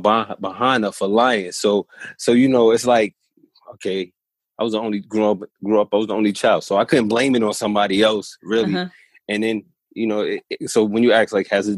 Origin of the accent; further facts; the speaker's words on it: New York City, New York, United States; I'm from New York City